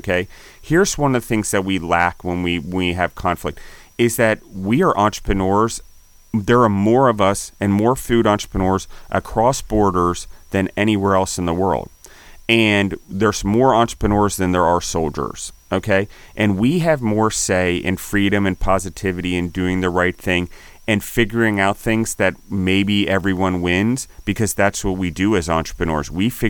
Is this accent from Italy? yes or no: yes; Naples, Campania, Italy; like in Italy, I'm from Naples, coastal community that had this type of liqueurs and spirits